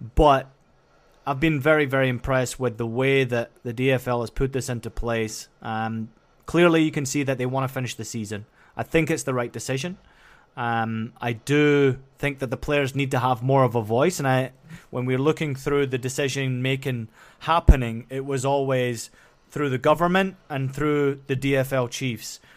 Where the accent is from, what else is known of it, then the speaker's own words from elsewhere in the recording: Scotland, United Kingdom; moved away; where I grew up in Scotland